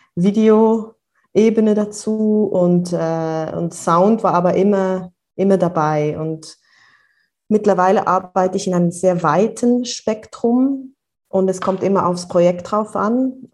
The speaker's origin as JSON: {"language": "German", "region": "near Bern", "country": "Switzerland", "tie": "born or raised there", "moved": "yes", "lives_now": "Brussels, Belgium", "said": "ich komme ursprünglich aus der Nähe von Bern, aus dem Land, auf dem Land aufgewachsen und bin jetzt aber schon eine Weile in äh, Brüssel"}